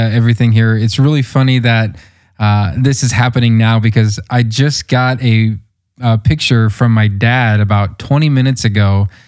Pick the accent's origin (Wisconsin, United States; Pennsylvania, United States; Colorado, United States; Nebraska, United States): Nebraska, United States; Omaha, Western; I grew up in Omaha, which is not really a large city when you compare it to, you know, like New York or other places like that. But I grew up, my young life, I grew up in Western Nebraska on a quarter horse ranch.